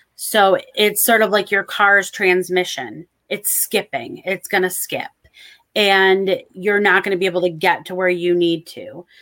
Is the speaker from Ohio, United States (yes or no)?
no; Michigan, United States; I'm from Michigan, so we have water everywhere